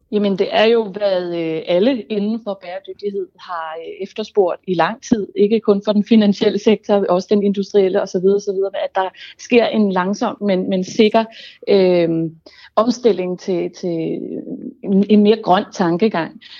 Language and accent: Danish; Denmark; som dansker